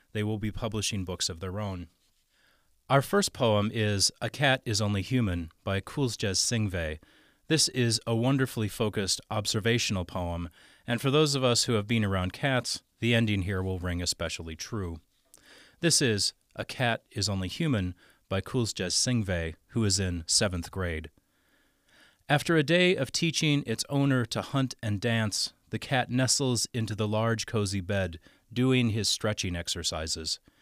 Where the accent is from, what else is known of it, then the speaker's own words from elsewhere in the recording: Stillwater, Minnesota, United States; moved away; my hometown of Stillwater, Minnesota